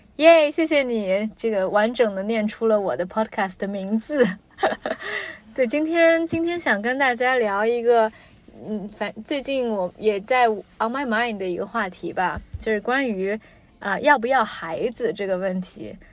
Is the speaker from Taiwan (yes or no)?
no; China; 就是他是美国人，我中国人